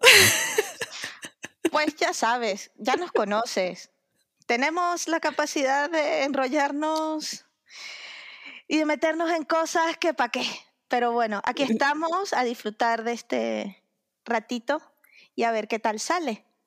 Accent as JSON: {"language": "Spanish", "country": "Venezuela", "moved": "yes", "said": "mi país de origen, soy venezolana"}